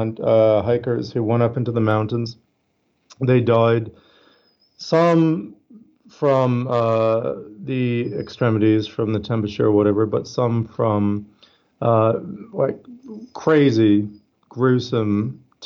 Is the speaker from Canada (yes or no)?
yes; Canada; now in Australia; I'm Canadian. I live in Australia, but I'm Canadian